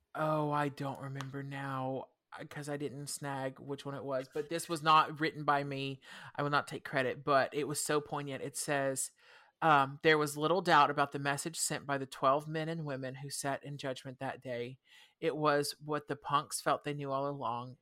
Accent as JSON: {"language": "English", "region": "the South", "country": "United States", "tie": "born or raised there", "said": "I grew up in the South"}